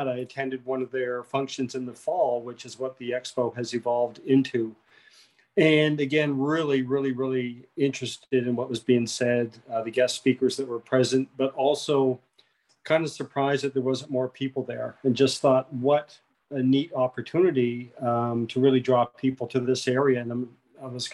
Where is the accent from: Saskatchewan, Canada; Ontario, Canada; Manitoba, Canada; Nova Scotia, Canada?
Nova Scotia, Canada; Digby; moved away as an adult; now in Yarmouth, Canada; I'm from Digby, but I moved down to Yarmouth 8 years ago.